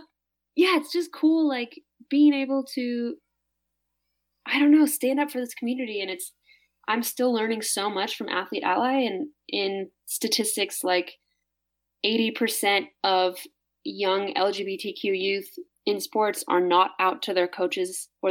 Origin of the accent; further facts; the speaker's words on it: Midwest, United States; And I think I was just insecure and sort of hiding behind like how I felt growing up in the Midwest